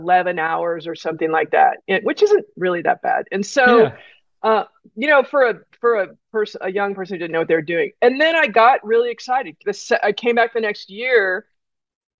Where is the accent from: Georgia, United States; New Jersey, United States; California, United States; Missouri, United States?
California, United States; I grew up with the in California with the junior lifeguard program